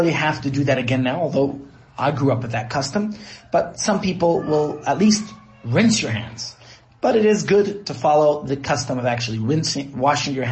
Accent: United States; now in Johannesburg, South Africa; That's what I grew up with in the States

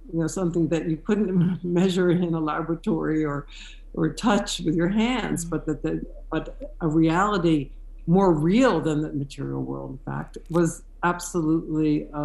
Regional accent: near Philadelphia, Pennsylvania, United States; moved away as an adult; also born or lived in Brooklyn, New York; now in Jerusalem, Israel; my long and winding road started in Philadelphia. I was born and raised near Philadelphia to a conservative Jewish family.

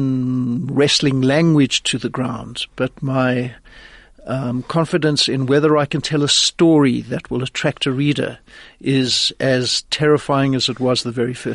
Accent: Johannesburg, Gauteng, South Africa; moved away as an adult; also born or lived in Los Angeles, United States; I'm basically a nice Jewish boy from Johannesburg. I grew up here in Johannesburg, but my mother was American

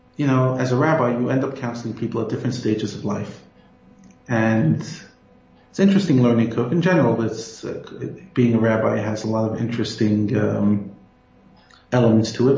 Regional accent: United States; moved away as an adult; now in South Africa; although American by birth, I'm South African by choice. And I consider one of the greatest gifts of Hashem to me and my family is to be able to already be living here for 11 years

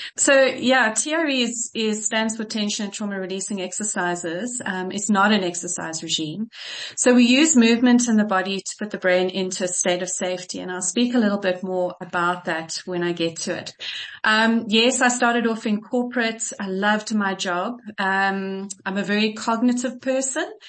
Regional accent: Kitwe, Copperbelt Province, Zambia; I was born in Zambia in Kitwe

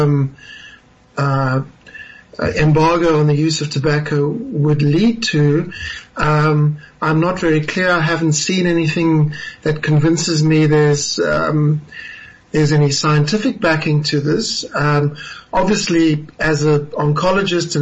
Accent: South Africa; as a South African

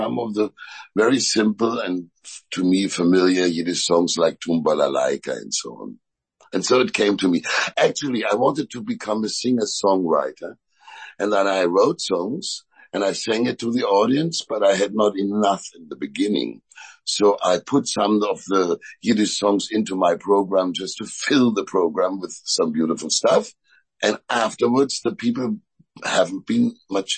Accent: East Germany, Germany; I grew up in East Germany, GDR

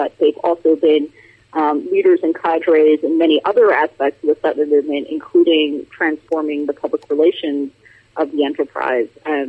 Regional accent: United States; moved away as an adult; now in United Kingdom; Yes, I'm definitely a Yankee in King Arthur's court here. Forgive my accent to all the listeners abroad. Not much I could do about that. Yes, I've been in the UK now for about 4 years.

